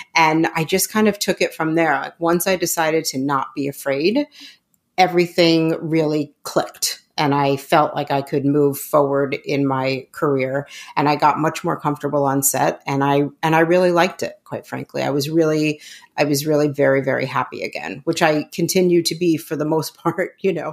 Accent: New York City, New York, United States; I grew up in New York City

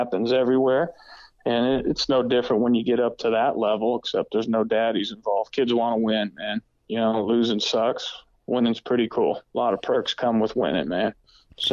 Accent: Erie, Pennsylvania, United States; moved away as an adult; I'm from Erie, Pennsylvania

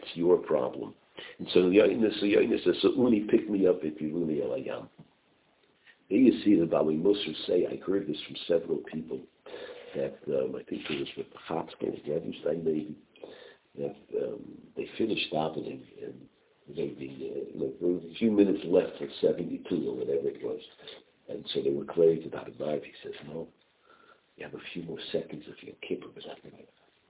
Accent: Borough Park, New York, United States; And I grew up in Borough Park.

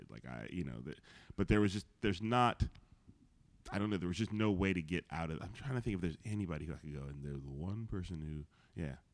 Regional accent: Chicago, Illinois, United States; moved away as an adult; also born or lived in San Francisco Bay Area; people know I'm from Chicago.

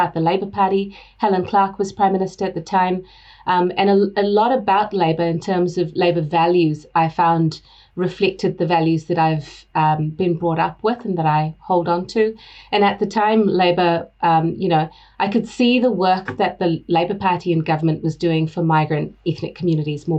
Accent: Singapore; moved away as an adult; also born or lived in India; now in New Zealand; I grew up in Singapore. I was there for, about 20 or so years. Went to school there, worked for a bit there.

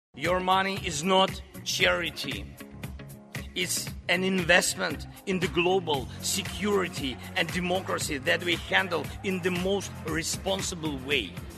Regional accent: Texas, United States; moved away as an adult; also born or lived in New York City; I lived in New York City for fifteen years. I now live in Texas, my home state

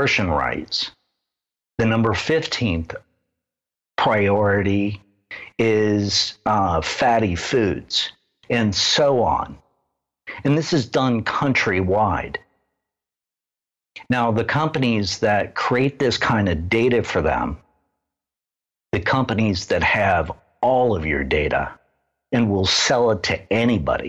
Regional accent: Midwest, United States; I grew up in the Midwest, in the middle of the Bible Belt

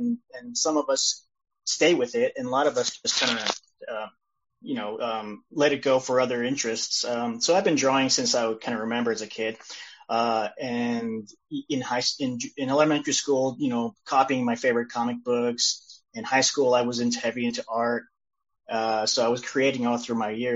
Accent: Sacramento, California, United States; also born or lived in El Salvador; I was raised in Sacramento, California, which I'm currently at right now

